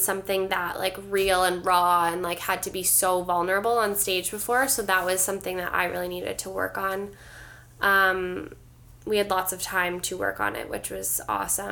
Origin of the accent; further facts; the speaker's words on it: Ontario, Canada; moved away; I'm not from here originally. I'm from Ontario